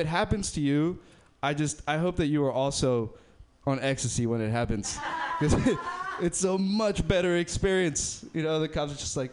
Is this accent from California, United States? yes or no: yes; Berkeley, California, United States; I'm from Berkeley